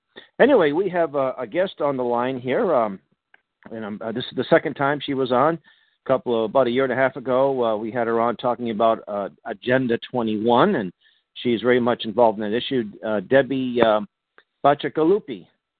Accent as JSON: {"language": "English", "town": "Boston", "region": "Massachusetts", "country": "United States", "tie": "born or raised there", "said": "I grew up in the Hyde Park section of Boston, and I had Italians all around me. So I have a little, I know that Italian accent."}